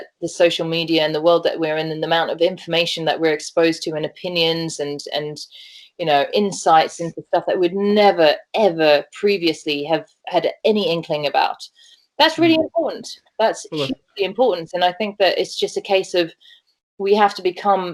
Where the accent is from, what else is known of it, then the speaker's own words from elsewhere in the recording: Johannesburg, Gauteng, South Africa; I grew up in Johannesburg, which is a concrete city